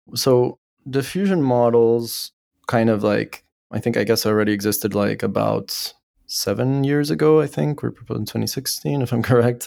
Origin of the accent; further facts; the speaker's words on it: Bolivia; moved away as an adult; also born or lived in France / Paris / United States; I was born in Bolivia, When I was eighteen, I left for France